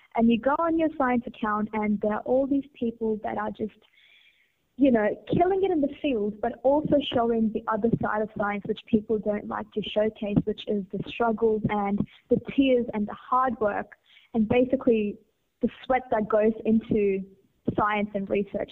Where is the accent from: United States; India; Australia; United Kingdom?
India; growing up in India